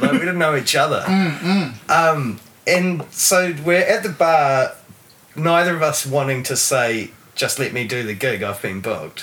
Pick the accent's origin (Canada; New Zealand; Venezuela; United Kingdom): New Zealand; Taranaki; also born or lived in Tauranga, New Zealand / Mount Maunganui, New Zealand; So I grew up in Taranaki. I was actually born in um, born in Tauranga. I spent my first five years in mm. Mount, Mount Maunganui and um, moved to Taranaki when I was five or six and lived out in the country